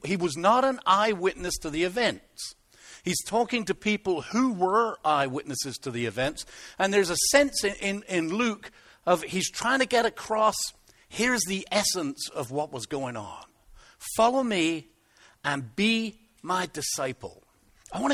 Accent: Plymouth, South West England, United Kingdom; moved away; I come from Plymouth

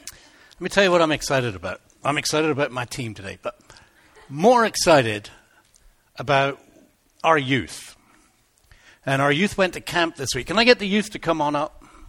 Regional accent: England, United Kingdom; accent: English; moved away; I kind of lost my English accent a little bit. That's what I used to sound like when I first came over.

